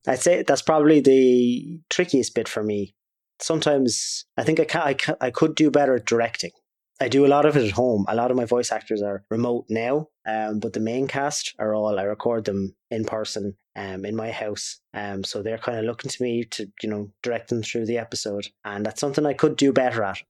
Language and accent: English; Waterford, Munster, Ireland; we're from Waterford.